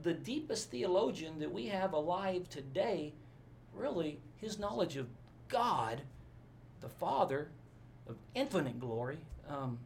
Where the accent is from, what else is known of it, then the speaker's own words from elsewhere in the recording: Forney, Texas, United States; also born or lived in Orange, Texas / Abilene, Texas / Albuquerque, New Mexico; I grew up in a town called Forney, Texas, east of Dallas, F-O-R-N-E-Y